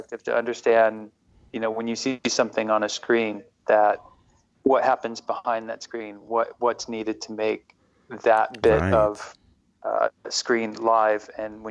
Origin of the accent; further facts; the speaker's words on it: Midwest, United States; moved away; I grew up in the Midwest in the United States